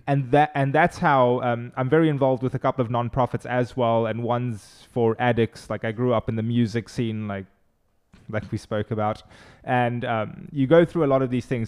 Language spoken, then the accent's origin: English; Cape Town, Western Cape, South Africa; first language Afrikaans; English is a second language; moved away as an adult; now in Charleston, United States; I'm originally from Cape Town, South Africa.